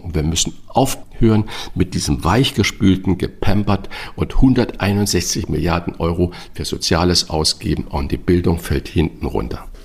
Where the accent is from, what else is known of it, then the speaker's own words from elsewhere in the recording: St. Ingbert, Saarland, Germany; in kleinem St. Ingbert, wo ich herkomme, im Saarland